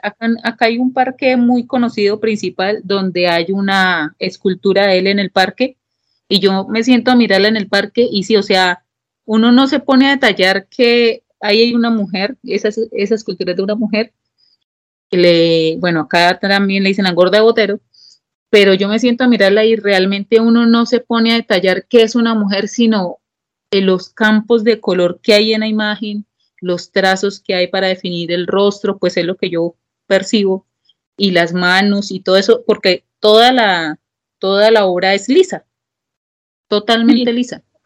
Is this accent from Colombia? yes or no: yes; Colombia; yo soy de Colombia